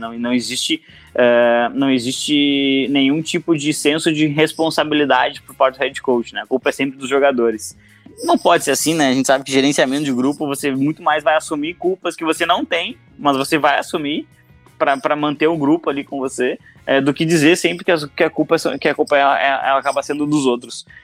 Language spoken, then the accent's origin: Portuguese; Brazil; nós, como brasileiros